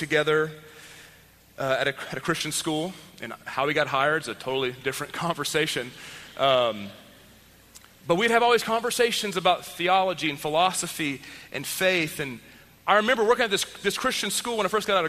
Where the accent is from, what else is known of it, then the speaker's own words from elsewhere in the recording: Texas, United States; I grew up in Texas